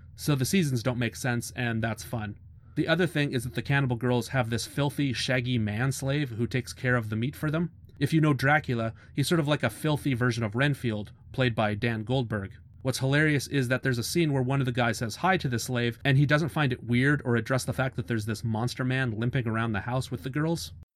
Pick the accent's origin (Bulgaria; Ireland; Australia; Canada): Canada; I'm Canadian